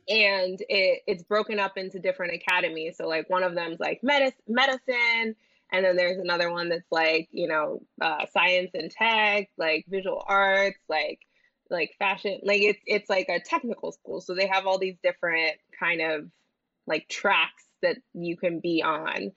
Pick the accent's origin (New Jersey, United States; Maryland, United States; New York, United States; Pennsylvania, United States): New Jersey, United States; where I grew up in Jersey